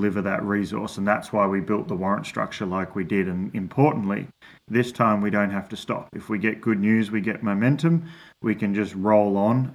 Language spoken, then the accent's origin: English; Australia; moved away; an Australian from a farming background